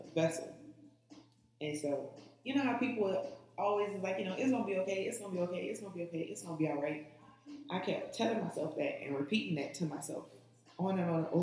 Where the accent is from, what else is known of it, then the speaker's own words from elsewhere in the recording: New Orleans, Louisiana, United States; I'm from New Orleans. I was born uptown, and I grew up in this pink house on Louisiana Avenue